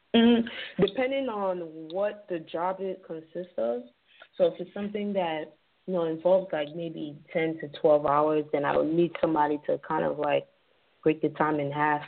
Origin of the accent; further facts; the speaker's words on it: New York City, New York, United States; also born or lived in Nigeria; growing up in the Bronx